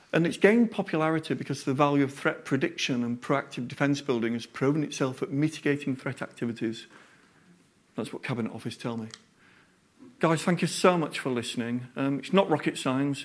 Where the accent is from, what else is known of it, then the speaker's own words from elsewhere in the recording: Yorkshire and the Humber, United Kingdom; I'm a Yorkshireman